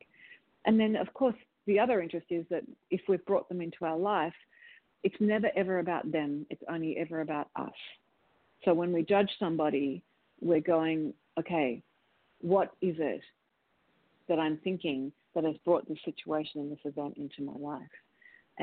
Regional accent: Australia; moved away as an adult; now in United States; as an Australian

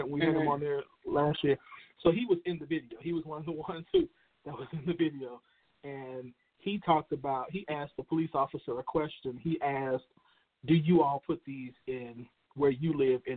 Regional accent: Chicago, Illinois, United States; Chicago, in my hometown, Chicago

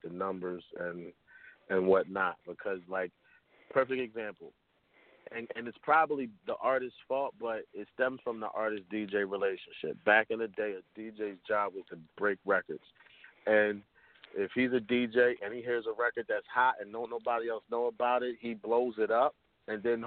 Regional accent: Camden, New Jersey, United States; now in Carteret, United States; Born in Camden, moved up north, but I'm in Carteret right now

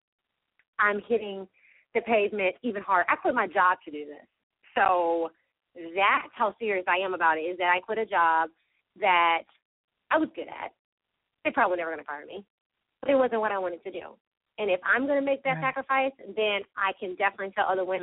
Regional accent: Valdosta, Georgia, United States; my hometown of Valdosta

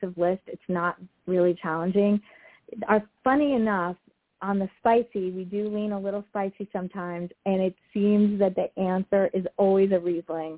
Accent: Southeast Florida, United States; now in California, United States; that's where I grew up

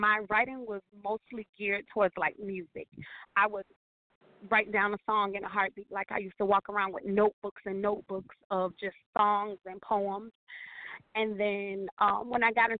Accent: Miami, Florida, United States; I am from Miami, Florida

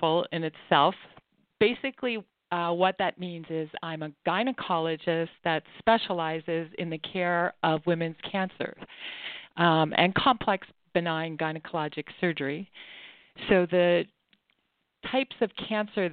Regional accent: Prince Edward Island, Canada; I grew up in Canada, in Prince Edward Island.

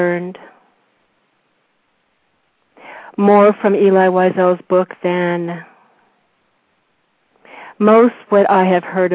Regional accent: San Fernando Valley, California, United States; now in Corrales, United States; I grew up there

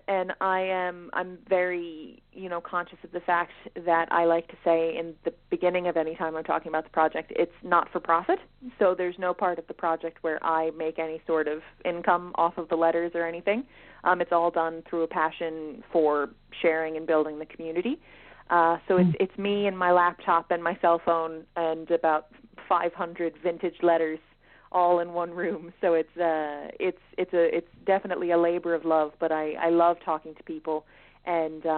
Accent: Philadelphia, Pennsylvania, United States; moved away as an adult; now in Dublin, Ireland; I am from Philadelphia, Pennsylvania, originally. I moved to Dublin in 2018 to study for my master's

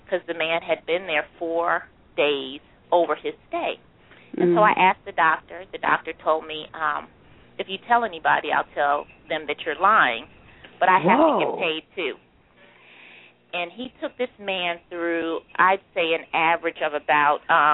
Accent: Philadelphia, Pennsylvania, United States; I grew up in West Philly, 63rd and Jefferson

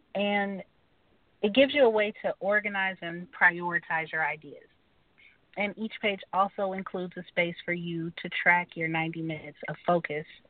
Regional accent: Atlanta, Georgia, United States; moved away as an adult; also born or lived in Wichita, Kansas; now in Kansas, United States; I'm from Wichita, Kansas, but I grew up in Atlanta, Georgia

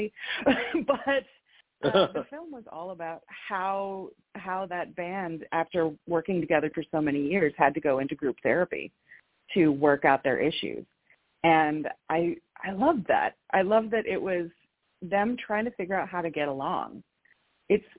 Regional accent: Midwest, United States; as a Midwesterner

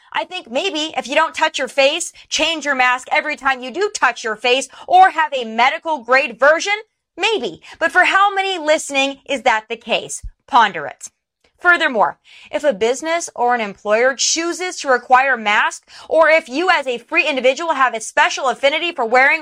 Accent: South Dakota, United States; my home state of South Dakota

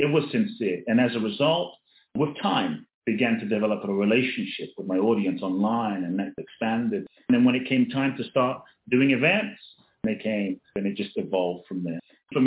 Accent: London, United Kingdom; also born or lived in Ghana; when I was a kid, born in Ghana, West Africa. My father's from Ghana. My mother's Japanese. I grew up in London

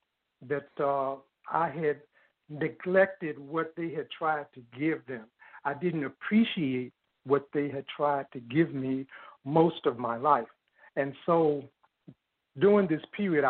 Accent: Chicago, Illinois, United States; I was born in a basement apartment in Bronzeville, 519 East 44th Street

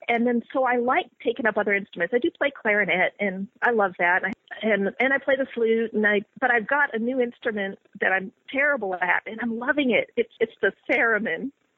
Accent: Montana, United States; born there; also born or lived in West Virginia / Virginia; I was born in Montana. And I don't remember much about it, except it looked pretty neat. We lived on a farm, and we had goats and a little goat cart, and I was when I was an infant. So then I lived in West Virginia, and I lived in Virginia

